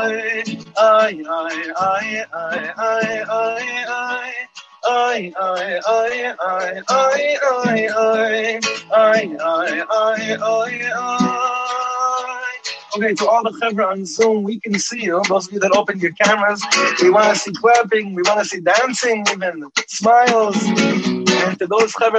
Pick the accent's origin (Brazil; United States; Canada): United States; Los Angeles, California; when I was growing up in Los Angeles